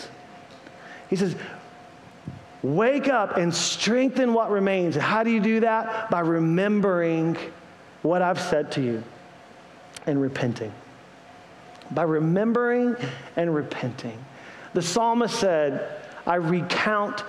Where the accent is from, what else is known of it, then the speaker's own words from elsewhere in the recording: Greenville, South Carolina, United States; moved away; I grew up in Greenville, South Carolina